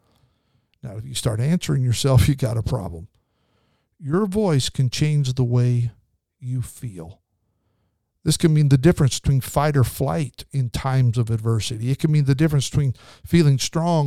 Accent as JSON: {"language": "English", "region": "Idaho", "country": "United States", "tie": "born or raised there", "moved": "yes", "lives_now": "California, United States", "said": "We grew up in Idaho"}